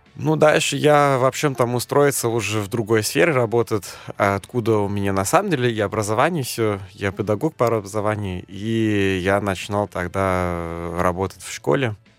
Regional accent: Germany; first language German; Russian is a second language; moved away as an adult; now in Moscow, Russia; я из Германии

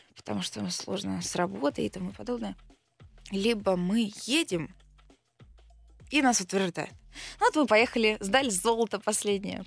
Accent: Belgorod, Belgorod Oblast, Russia; also born or lived in Kharkiv, Ukraine; я родилась в Украине, жила в Харькове, потом переехала в 2014 году в Белгород

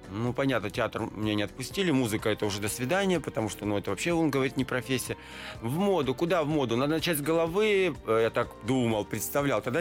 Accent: Kultuk, Irkutsk Oblast, Russia; born there; А, ну, это такой горо- городок Следянка, а есть возле Следянки есть Култук. Я там родился

